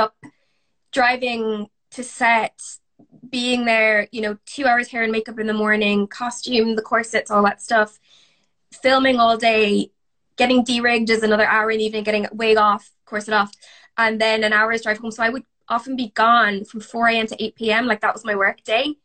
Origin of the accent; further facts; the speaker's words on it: Galway, Connacht, Ireland; moved away as an adult; also born or lived in Oxford, United Kingdom / Birmingham, United Kingdom; now in United Kingdom; I'm from Galway and I naturally talk very, very fast